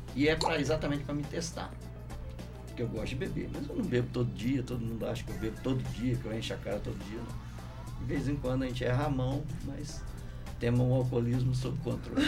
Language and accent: Portuguese; Lambari, Minas Gerais, Brazil; moved away as an adult; also born or lived in Rio de Janeiro; eu saí do Lambari e, e eu saí daqui querendo voltar